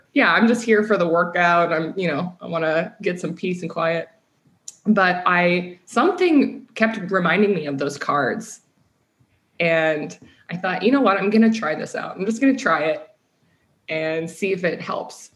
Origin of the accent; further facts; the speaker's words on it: Midwest, United States; moved away as an adult; also born or lived in London, Ontario, Canada / California; I moved to the states when I was young, and then just spent most of my life in the Midwest